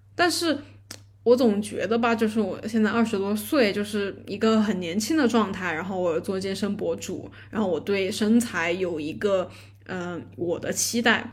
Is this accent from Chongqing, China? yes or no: yes; Chongqing, China; 我是重庆的